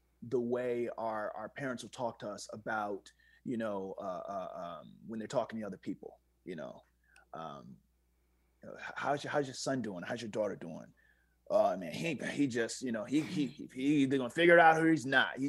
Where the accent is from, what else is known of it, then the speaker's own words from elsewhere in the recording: Virginia, United States; I'm from Virginia